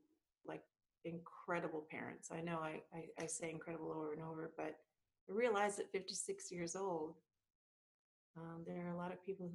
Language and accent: English; Vancouver, British Columbia, Canada; I was born in Vancouver, British Columbia, Canada, and blessed. I had the two most incredible parents ever. And my parents are Portuguese. They immigrated to Canada